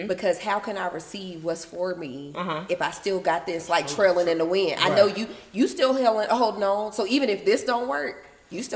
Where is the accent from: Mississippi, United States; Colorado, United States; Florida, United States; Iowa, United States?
Mississippi, United States; I am from Mississippi